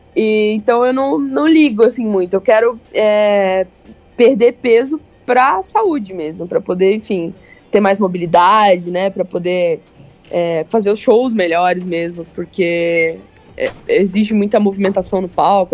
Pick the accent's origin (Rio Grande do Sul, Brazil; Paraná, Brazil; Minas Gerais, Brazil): Paraná, Brazil; Londrina; eu sou de Londrina